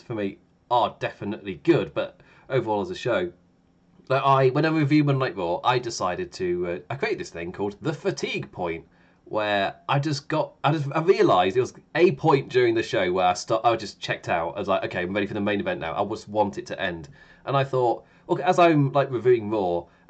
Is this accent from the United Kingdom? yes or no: yes; England, United Kingdom; because I'm English